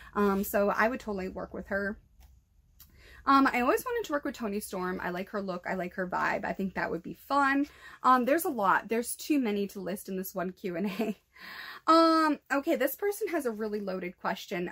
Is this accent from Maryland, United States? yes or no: no; New Bedford, Massachusetts, United States; my hometown